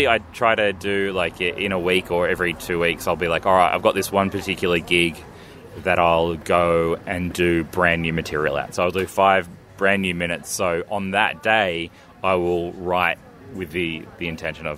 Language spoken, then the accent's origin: English; Australia; I'm Australian.